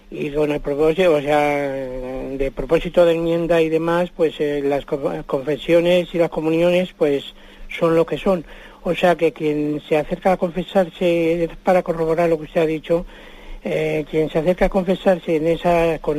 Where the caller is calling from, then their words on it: Madrid, Community of Madrid, Spain; de Madrid.